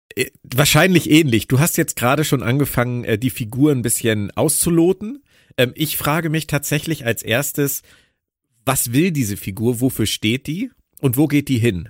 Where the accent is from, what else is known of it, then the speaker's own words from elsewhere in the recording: Berlin, Germany; meiner Heimat Berlin